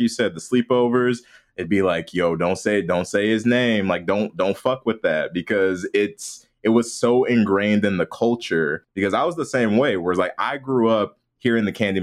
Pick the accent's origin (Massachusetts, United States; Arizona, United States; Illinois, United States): Illinois, United States; outside Chicago; I grew up outside Chicago